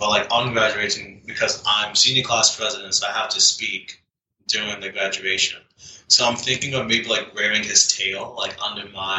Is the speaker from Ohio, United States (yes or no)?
no; Durham, North Carolina, United States; the Durham Bulls, because that's my hometown, and I grew up watching that mascot since I was, like, 5, going to the Durham Bulls games.